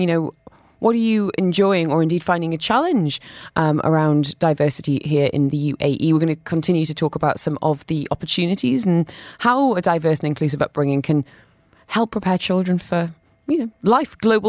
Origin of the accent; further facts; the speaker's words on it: London, United Kingdom; I grew up in London, lots of diversity, and I've noticed that children from similar backgrounds would group together